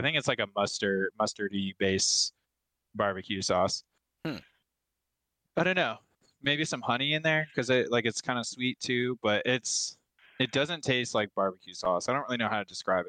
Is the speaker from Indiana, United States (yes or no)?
no; Buffalo, New York, United States; moved away; This is from my hometown, straight out of Buffalo, New York.